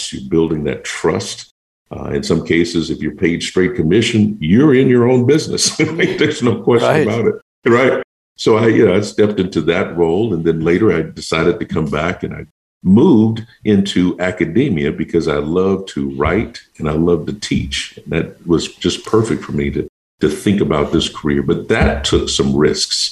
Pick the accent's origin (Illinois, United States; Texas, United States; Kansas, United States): Texas, United States; Houston; I was born in Houston, Texas, and my wife and I both, and I spent much of my teenage years in a very small town.